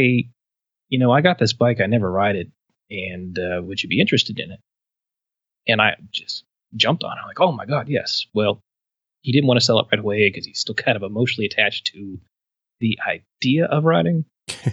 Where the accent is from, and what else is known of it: Pennsylvania, United States